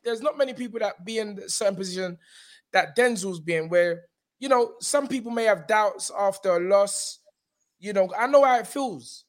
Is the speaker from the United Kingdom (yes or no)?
yes; London, United Kingdom; I'm from South